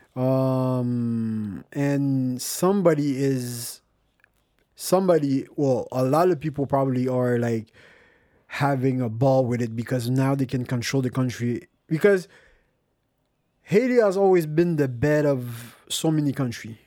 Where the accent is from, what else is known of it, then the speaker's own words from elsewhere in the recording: Montreal, Quebec, Canada; I was born in Montreal